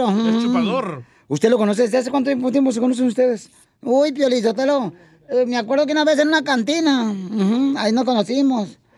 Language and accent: Spanish; Nicaragua; moved away; Soy de Nicaragua.